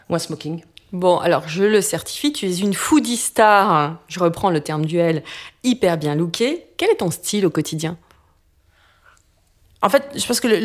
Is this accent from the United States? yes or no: yes; United States; moved away; j'ai grandi aux États-Unis.